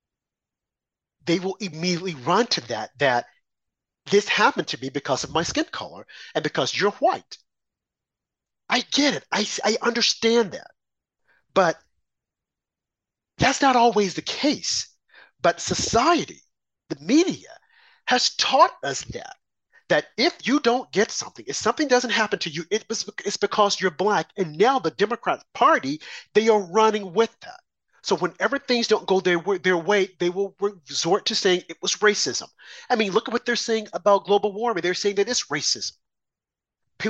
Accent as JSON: {"language": "English", "region": "Arkansas", "country": "United States", "tie": "born or raised there", "moved": "as an adult", "lives_now": "New York, United States", "said": "I grew up in the South, Arkansas, born and bred there, came to New York, I think, in my 20s."}